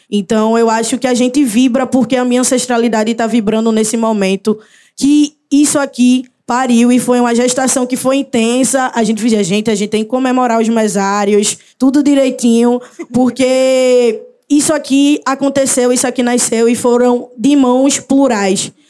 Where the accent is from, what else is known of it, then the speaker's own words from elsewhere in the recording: Recife, Pernambuco, Brazil; sou de Recife, Pernambuco, mais especificamente da Zona Norte, do Arruda, comunidade do Arruda